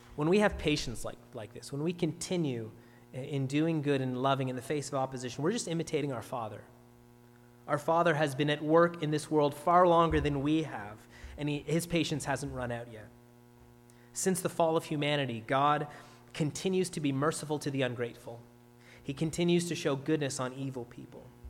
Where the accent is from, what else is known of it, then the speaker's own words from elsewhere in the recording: Ontario, Canada; now in Nova Scotia, Canada; I'm from Ontario, of course